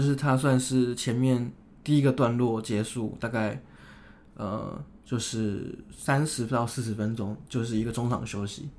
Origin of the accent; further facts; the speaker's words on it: Taiwan; 因为我是台湾人嘛